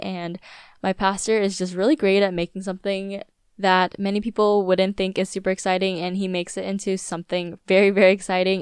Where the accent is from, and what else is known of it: Virginia Beach, Virginia, United States; born or raised there; moved away